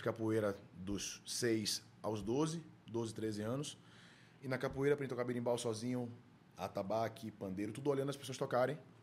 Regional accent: Salvador, Bahia, Brazil; vivi minha infância em dois lugares da minha vida: Nazaré, Sim. um casal de tios meus que também me criaram, moravam, então eu estava sempre lá, ou é, na rua de São Lázaro Leondina, que eu cresci, morei 20 anos ali

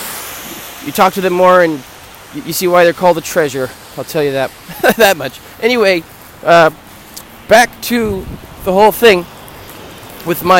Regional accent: United States; I'm American

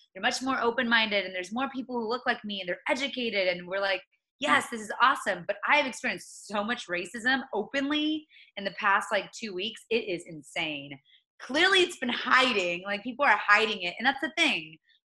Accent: the South, United States; I'm from the South. I'm used to seeing racism.

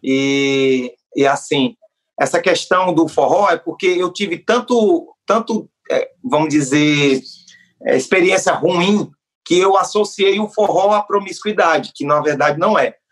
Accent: Northeast Region, Brazil; sou nordestino

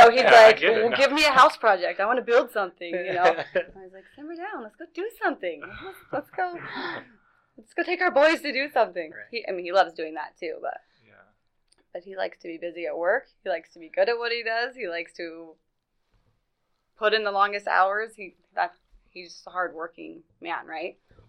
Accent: Meridian, Idaho, United States; now in Nampa, United States; We're both from Meridian originally, and then we just kind of bounced around.

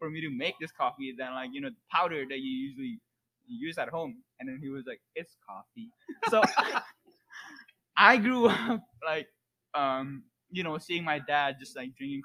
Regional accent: Indonesia; now in United States; I'm from Indonesia as well

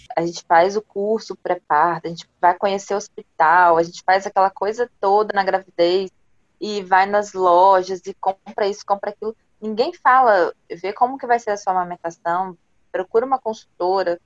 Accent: Vila Velha, Espírito Santo, Brazil; Eu sou de Vila Velha, no Espírito Santo

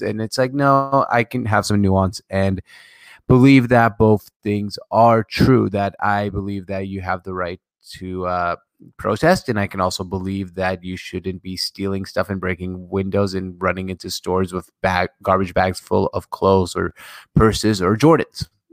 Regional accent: Syria; moved away; September eleventh, I was a kid, I'm from Syria

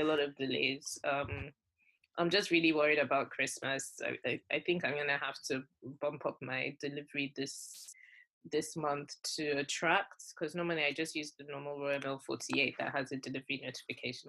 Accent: Nigeria; moved away as an adult; growing up in Nigeria, I came, I was already like fully grown when I came here

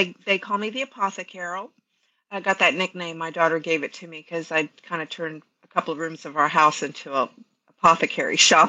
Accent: Canal Zone, Panama; moved away as an adult; I was actually born and raised on the Canal Zone, but my mother was Colombian.

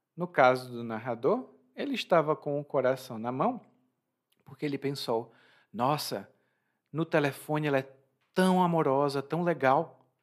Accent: Ceará, Brazil; eu considero meu conterrâneo uma pessoa que veio do Ceará, porque é do mesmo estado de onde eu venho

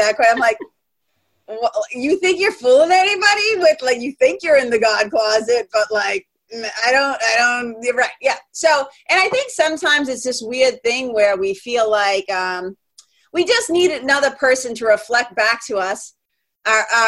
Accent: Lawrence, Massachusetts, United States; accent: Boston; I'm a kid from Lawrence, Mass., Boston. That's like 30 miles north of Boston. I'm a Boston kid.

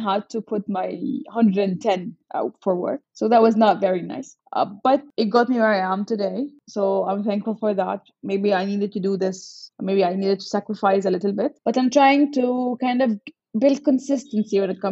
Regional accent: Alexandria, Alexandria Governorate, Egypt; also born or lived in Cairo; I'm originally from Alexandria

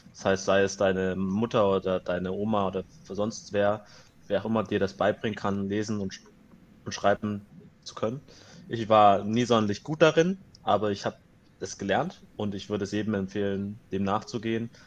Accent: Germany; ich bin hier aufgewachsen, ich bin hier geboren

